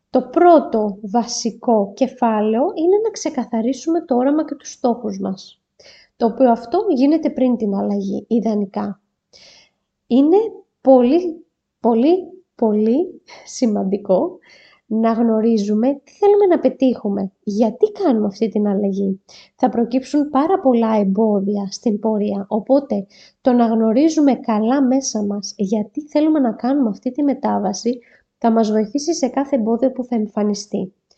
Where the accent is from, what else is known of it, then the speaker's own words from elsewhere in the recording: Greece; σαν Έλληνες